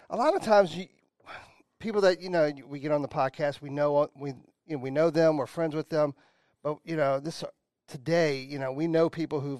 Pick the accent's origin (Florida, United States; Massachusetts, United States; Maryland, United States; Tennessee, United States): Maryland, United States; Washington D.C. area in; Born and raised. Really? You know, like growing up, I grew up in the Washington D.C. area in Maryland